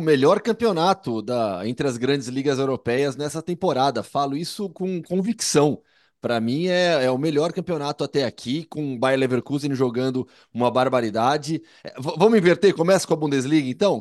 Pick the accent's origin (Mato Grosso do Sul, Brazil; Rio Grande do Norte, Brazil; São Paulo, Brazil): São Paulo, Brazil; interior of; moved away as an adult; now in Madrid, Spain; no interior de São Paulo, a gente tinha muito isso, né? Na minha adolescência, assim, eu cansei de ir em carnaval de salão